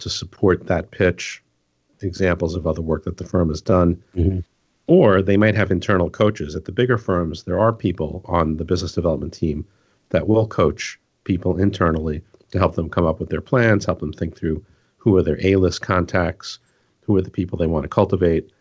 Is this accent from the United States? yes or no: yes; New York, United States; So I'm from New York